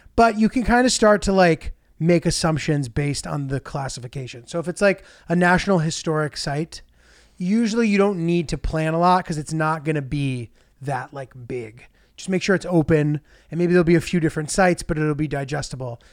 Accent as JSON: {"language": "English", "country": "United States", "said": "I'm American"}